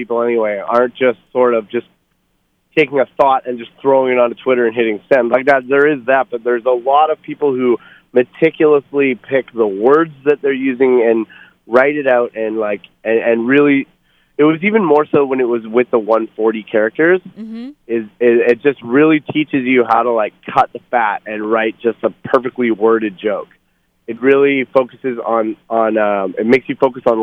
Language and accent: English; Canada; I'm Canadian